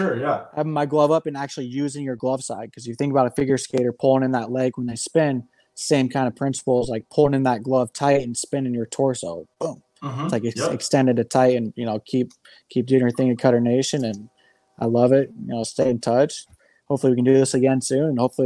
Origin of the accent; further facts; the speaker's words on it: Midwest, United States; rather than a seasonal thrower like I have been growing up in the Midwest.